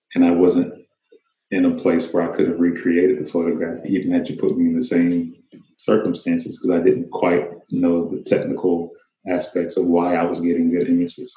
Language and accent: English; Kennesaw, Georgia, United States; also born or lived in Tennessee / Smyrna, Georgia; I grew up in a suburb of Atlanta called Kennesaw